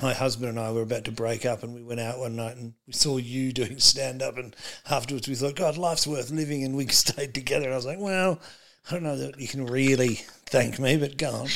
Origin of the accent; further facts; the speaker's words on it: Australia; also born or lived in United States; I was born in America and came to Australia